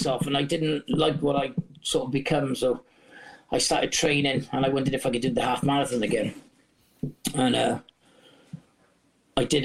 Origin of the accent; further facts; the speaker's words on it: Wales, United Kingdom; our country, Wales